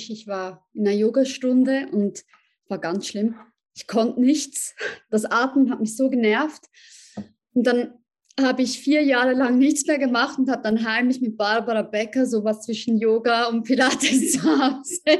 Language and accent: German; Zurich, Switzerland; ich äh, bin aus Zürich und ähm, ich bin 37